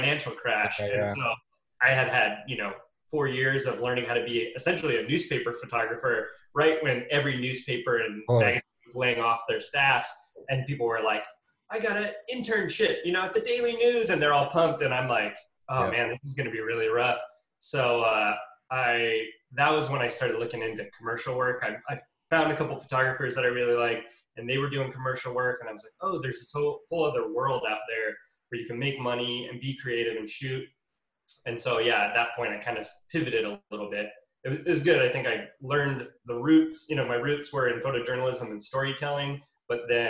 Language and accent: English; Bay Area, just outside of San Francisco, California, United States; now in Los Angeles, United States; I grew up in the Bay Area just outside of San Francisco